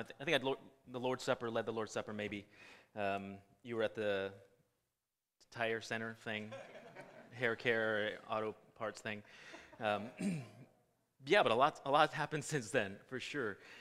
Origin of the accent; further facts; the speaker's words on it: California, United States; I was born and raised in California.